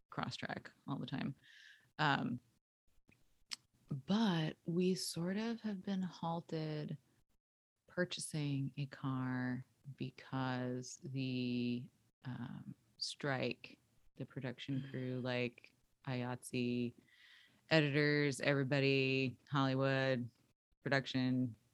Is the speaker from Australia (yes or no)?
no; England, United Kingdom; now in United States; I'm from England and um, I moved to America and I have a funny accent now that doesn't really go in either place.